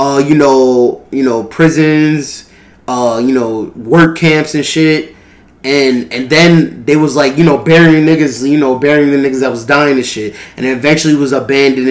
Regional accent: Baldwin, New York, United States; growing up in New York and Long Island

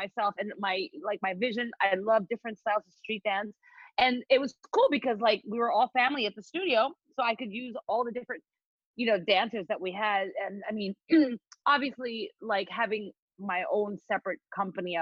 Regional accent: Philippines; moved away as an adult; also born or lived in Evanston, Illinois; I grew up in the Philippines. I grew up in the Philippines. My mom is Filipino. My dad is East Indian. So I went to high school, you know, in the Philippines.

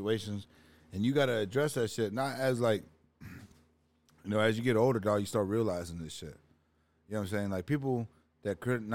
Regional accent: Toledo, Ohio, United States; also born or lived in East Chicago; I grew up in Ohio

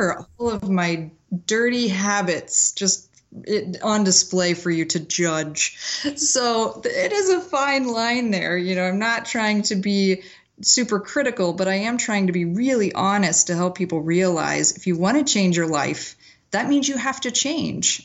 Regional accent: McPherson, Kansas, United States; I grew up in McPherson, Kansas, which is this tiny little town right in the middle of the state

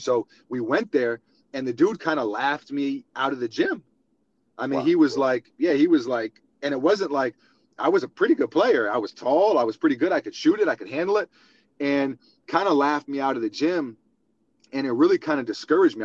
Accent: New York City, New York, United States; young kid growing up in New York City with uh, with big basketball dreams

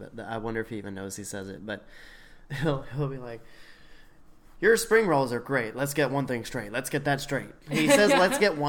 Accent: the South, United States; I'm from the South.

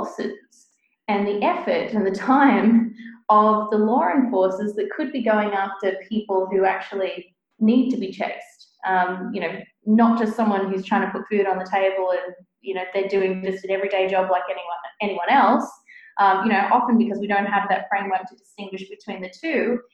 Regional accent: New South Wales, Australia; I'm from Australia. If we take that, for example, the state that I grew up in, New South Wales

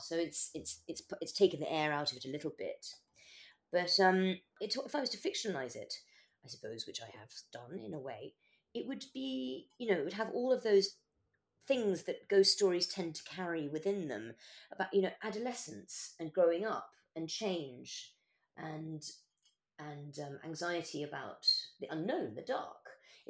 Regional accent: Madagascar; also born or lived in Kenya / Yemen / Morocco; when I was growing up in Madagascar and Kenya and Yemen and Morocco, Dartmoor was where we went every summer.

